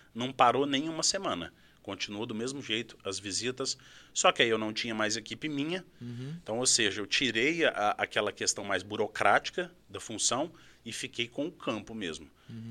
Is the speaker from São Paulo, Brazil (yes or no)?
no; Uberaba, Minas Gerais, Brazil; moved away; also born or lived in Araxá; eu vim de Minas Gerais, sou nascido em Araxá, mas morei minha vida toda em Uberaba, ali no Triângulo Mineiro